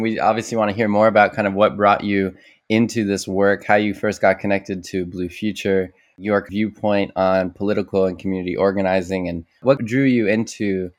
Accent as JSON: {"language": "English", "town": "Los Angeles", "region": "California", "country": "United States", "tie": "born or raised there", "said": "my hometown here in Los Angeles."}